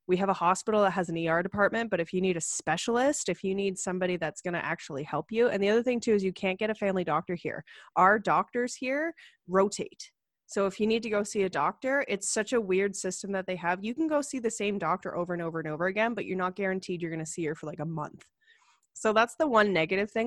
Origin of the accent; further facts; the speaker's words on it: Ottawa, Ontario, Canada; moved away as an adult; also born or lived in Calgary; I grew up in Ottawa. And uh like they have about a million people there and I grew up in a suburb there